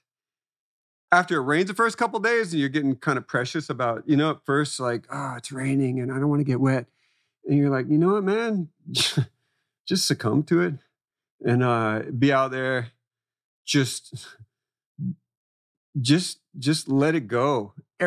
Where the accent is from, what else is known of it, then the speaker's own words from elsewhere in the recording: Florida, United States; moved away; I'm coming from Florida